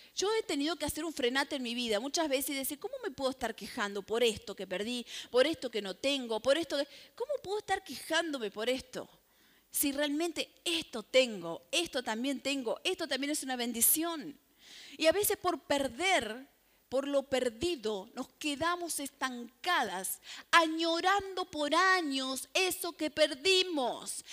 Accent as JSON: {"language": "Spanish", "region": "Santa Fe", "country": "Argentina", "said": "Como buena santafesina"}